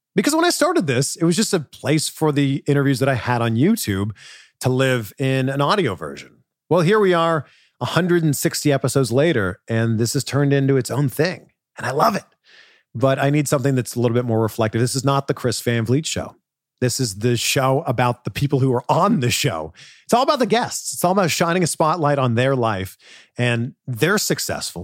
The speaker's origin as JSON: {"language": "English", "country": "Canada", "moved": "yes", "said": "my home country of Canada"}